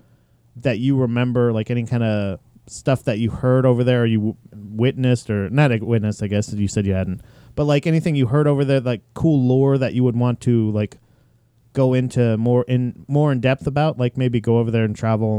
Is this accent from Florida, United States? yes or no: yes; Florida, United States; moved away; I'm originally from Florida, so I've got the Southern thing.